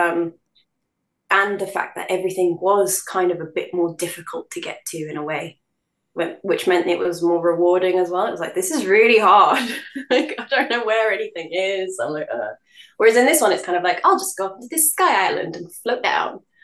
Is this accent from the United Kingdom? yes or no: yes; London, United Kingdom; born in London. So I'd say when people ask me what um, what I identify as, I'd probably say I'm a Londoner first